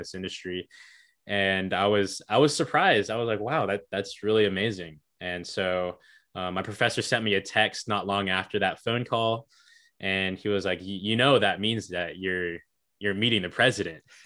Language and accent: English; Hickory, North Carolina, United States; Hickory is my hometown